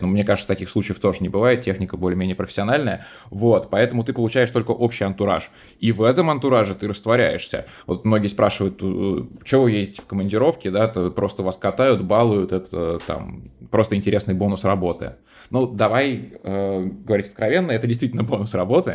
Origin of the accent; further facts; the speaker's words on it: Moscow, Russia; в детстве еще в Москве